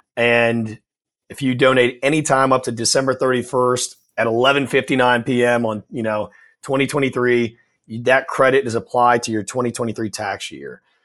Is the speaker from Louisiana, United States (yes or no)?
yes; New Orleans, Louisiana, United States; I'm born and raised in New Orleans